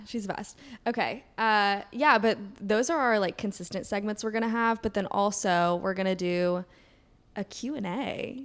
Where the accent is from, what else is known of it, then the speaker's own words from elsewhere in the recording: Kentucky, United States; moved away as an adult; now in New York City, United States; I'm from Kentucky.